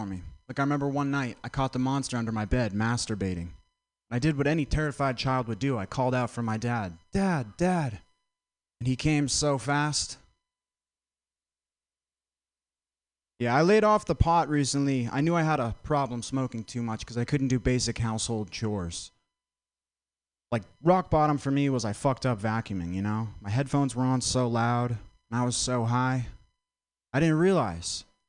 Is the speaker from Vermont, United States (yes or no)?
yes; Vermont, United States; I'm from Vermont